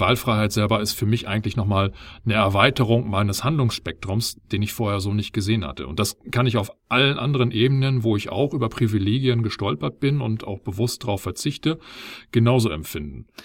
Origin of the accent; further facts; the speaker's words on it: Germany; bei uns in Deutschland